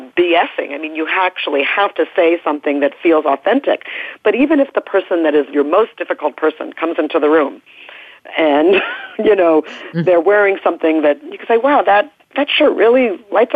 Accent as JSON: {"language": "English", "region": "New York", "country": "United States", "also_born_or_lived": "Oregon", "moved": "yes", "said": "I'm from New York originally, and so I am socially conditioned for sort of higher status behavior in terms of the norm there. And when I moved out west to Oregon"}